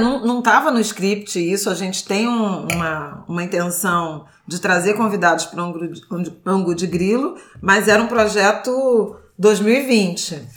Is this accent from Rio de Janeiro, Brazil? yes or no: yes; Irajá, Rio de Janeiro, Brazil; na minha infância, lá em Irajá.